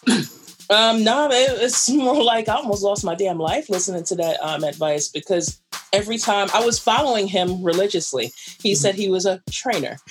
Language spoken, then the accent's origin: English; New York City, New York, United States; I'm a weird New Yorker. I'm a New Yorker to actually talk to people